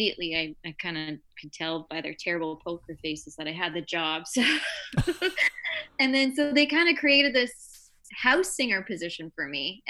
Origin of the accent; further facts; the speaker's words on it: Windsor, Ontario, Canada; I'm originally from Windsor, Ontario, so right across from Detroit. So I had a lot of American influence growing up